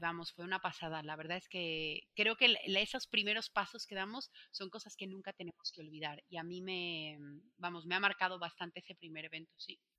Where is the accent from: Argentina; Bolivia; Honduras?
Bolivia; moved away as an adult; now in Spain; cuando me vine a vivir a España al principio, para ganarme dinero, porque era estudiante, como en mi país no hay Sara, no hay Inditex